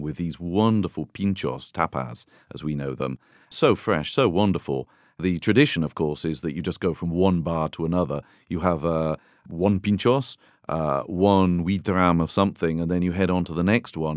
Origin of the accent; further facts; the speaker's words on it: United Kingdom; now in Tuscany, Italy; I'm a Brit